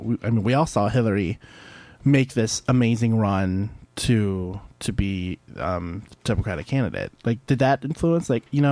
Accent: St. Louis, Missouri, United States; now in Ann Arbor, United States; I grew up in Missouri, and one of the large college towns near where I grew up was where KU is, University of Kansas in Lawrence.

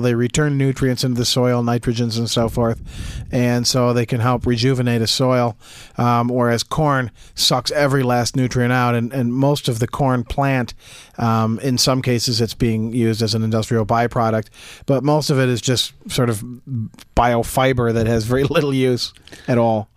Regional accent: Jackson, United States; growing up in Jackson on the north side of town, uh, my dad had a house that was actually surrounded on three sides by cornfields

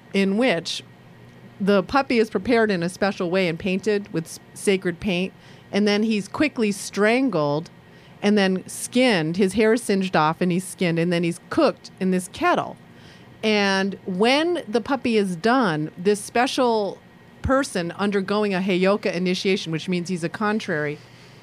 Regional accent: Sri Lanka; now in Ann Arbor, United States; I'm a Sri Lankan Jew.

